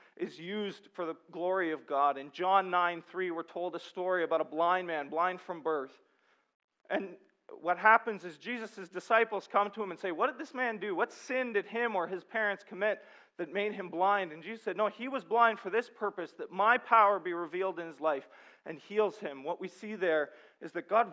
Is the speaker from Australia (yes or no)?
no; Sudbury, Ontario, Canada; I'm from Sudbury, and the main export there is nickel